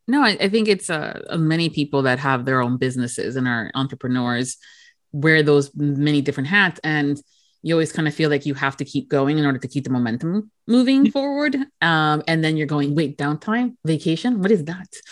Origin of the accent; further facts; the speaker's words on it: Florida, United States; being born and raised here in Florida